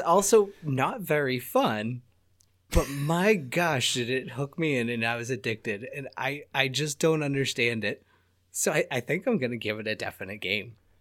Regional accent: United States; I'm American.

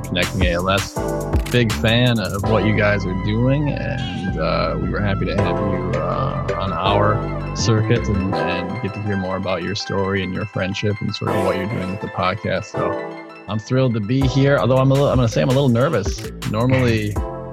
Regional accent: Minneapolis–Saint Paul, Minnesota, United States; also born or lived in Cedar Falls, Iowa; I grew up in the Twin Cities of Minnesota, where I'm at now

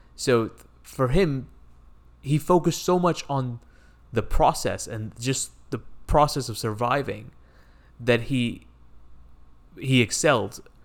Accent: India; moved away; I grew up in India where cricket is a big sport

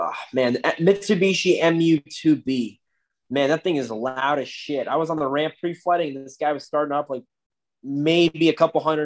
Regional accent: Florida, United States; I'm from Florida. I stay in the south, really

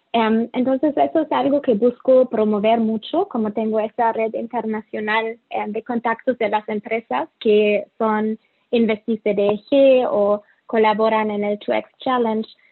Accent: Germany; Spanish is a second language; moved away; also born or lived in Mexico City, Mexico / Latin America; soy alemana

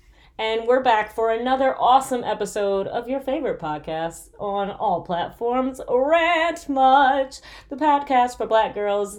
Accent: Michigan, United States; Guys, I'm from Michigan, okay? Us Michiganders, when we say cold, it be negative.

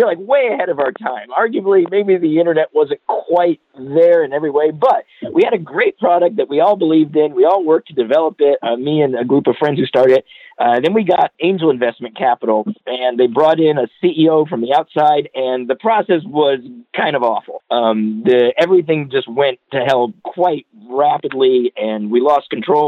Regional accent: Southeast, United States; I grew up in the Southeast

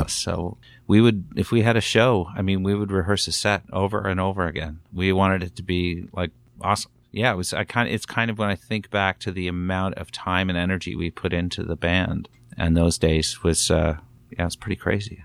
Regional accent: Newcastle, Ontario, Canada; Living, growing up in Newcastle, Ontario

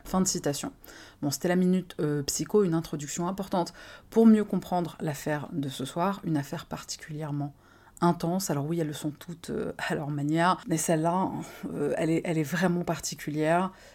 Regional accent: France; chez nous en France

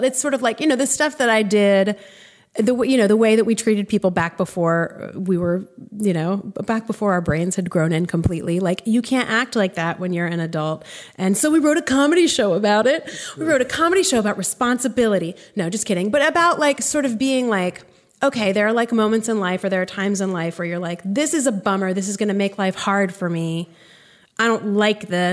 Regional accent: Greensboro, North Carolina, United States; born or raised there; also born or lived in Evanston, Illinois / Durham, North Carolina; now in Chapel Hill, United States

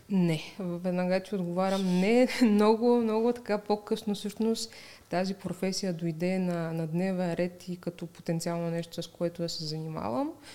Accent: Razgrad, Razgrad Province, Bulgaria; аз съм от а, Разград

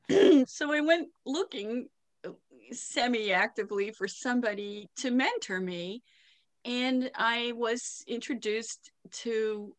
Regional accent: Pittsburgh, Pennsylvania, United States; accent: Pittsburgh; moved away as an adult; also born or lived in Lakewood, Ohio; my accent's from Pittsburgh

